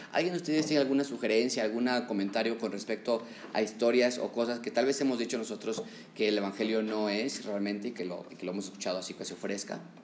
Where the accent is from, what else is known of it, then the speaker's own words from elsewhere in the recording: Mexico; como mexicanos